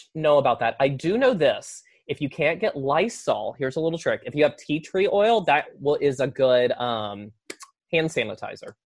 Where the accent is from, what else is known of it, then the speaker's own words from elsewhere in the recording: the South, United States; accent: southern; that's my southern accent